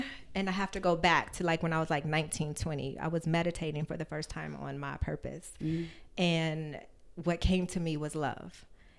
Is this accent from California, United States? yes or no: yes; San Bernardino, California, United States; San Bernardino. It's so funny. I was raised Catholic.